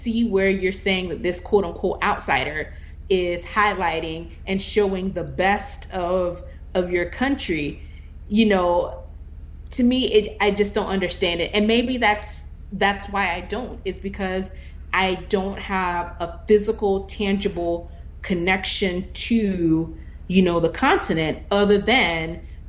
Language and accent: English; United States; I am American